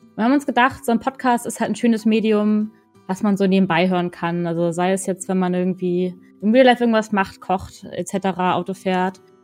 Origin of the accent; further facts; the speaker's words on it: Northern Germany, Germany; moved away as an adult; now in Cologne, Germany; ich komme eigentlich aus Norddeutschland, hört man vielleicht ab und an mal auch. Äh, bin jetzt aber gerade nach Köln gezogen